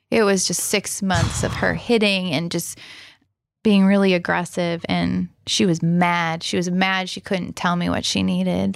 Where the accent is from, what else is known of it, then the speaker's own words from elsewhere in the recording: Rockford, Illinois, United States; born and raised in Rockford, Illinois